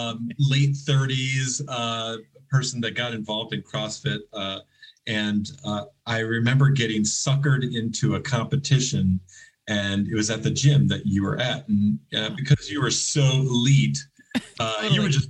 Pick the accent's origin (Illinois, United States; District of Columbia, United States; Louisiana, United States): Illinois, United States; Chicago; But I thought I came from Chicago and I was like, you know, yeah, I eat sausage and all the pizzas and the all bears.